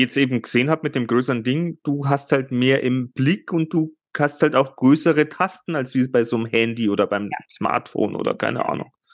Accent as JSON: {"language": "German", "country": "Germany", "said": "bei uns in Deutschland"}